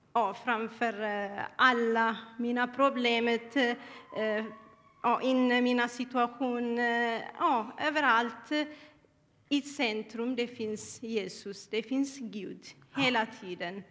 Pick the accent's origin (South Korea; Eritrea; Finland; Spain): Eritrea; Swedish is a second language; now in Sweden; Jag kommer eh, från Eritrea